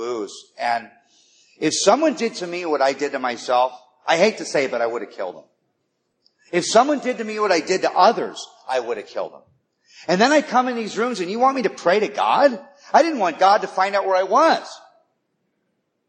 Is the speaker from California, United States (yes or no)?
yes; Malibu, California, United States; now in Los Angeles, United States; I grew up in Malibu